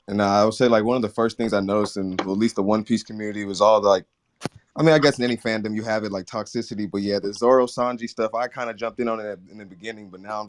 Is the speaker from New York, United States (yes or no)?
no; California, United States; Oh, okay. I'm from Cali.